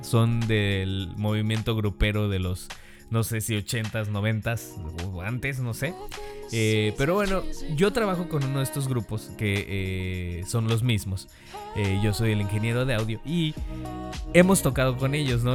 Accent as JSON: {"language": "Spanish", "country": "Mexico", "said": "como buen mexicano"}